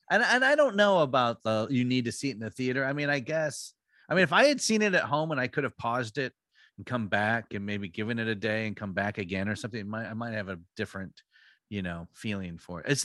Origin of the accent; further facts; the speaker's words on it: United States; I know these fuckers. I grew up in Hampton {S0} County.